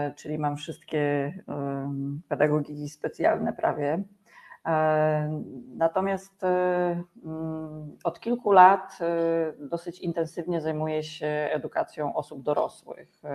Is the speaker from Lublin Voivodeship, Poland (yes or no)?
no; former Bydgoszcz Voivodeship, Kuyavian-Pomeranian Voivodeship, Poland; now in Węgorzewo, Poland; jestem z Węgorzewa na chwilę obecną, chociaż pochodzę rzeczywiście z e, województwa byłego bydgoskiego.